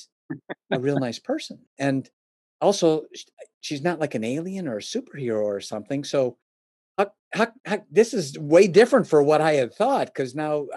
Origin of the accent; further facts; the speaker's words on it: Oak Brook, Illinois, United States; I was born and raised in the Chicagoland area, specifically around the Oak Brook area